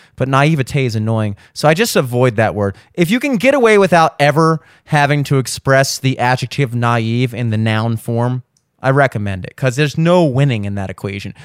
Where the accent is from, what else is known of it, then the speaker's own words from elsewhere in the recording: Baltimore, Maryland, United States; I grew up in Maryland, Baltimore area